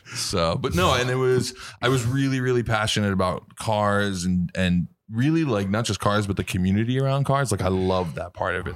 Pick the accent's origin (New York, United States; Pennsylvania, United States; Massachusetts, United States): New York, United States; New York City; I grew up in New York City